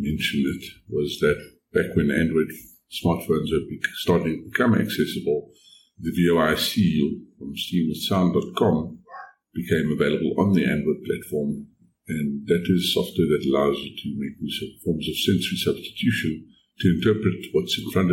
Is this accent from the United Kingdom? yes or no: no; South Africa; I am from South Africa